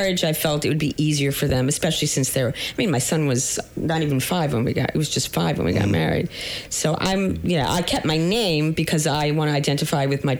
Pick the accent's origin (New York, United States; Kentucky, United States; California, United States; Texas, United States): New York, United States; New York City; I'm like a borough rat. I'm from Queens.